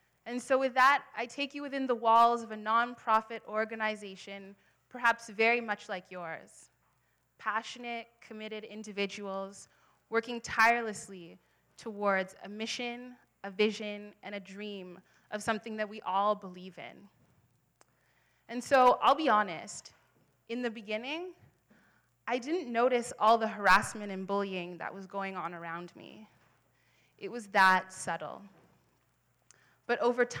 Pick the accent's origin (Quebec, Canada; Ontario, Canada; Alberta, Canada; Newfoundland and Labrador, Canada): Ontario, Canada; Ottawa; also born or lived in Halifax, Canada; now in Toronto, Canada; I was born in Halifax. I grew up in Ottawa, and now I live here in Toronto.